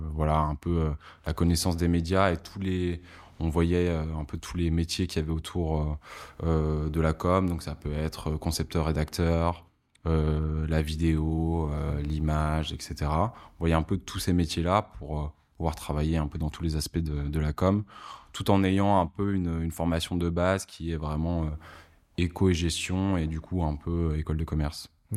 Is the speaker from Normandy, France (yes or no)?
no; Lille, Hauts-de-France, France; now in Paris, France; j'ai grandi du coup à Lille